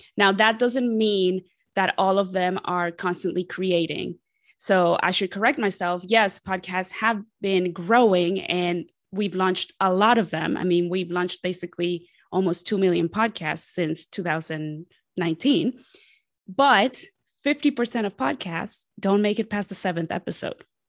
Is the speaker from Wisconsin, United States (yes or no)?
no; Columbus, Ohio, United States; also born or lived in Mexico City, Mexico; I am originally from Mexico City, and I, I was raised there, and then I grew up in Columbus, Ohio